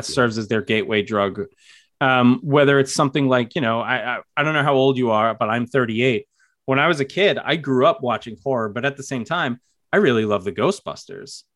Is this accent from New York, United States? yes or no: yes; New York, United States; I'm from New York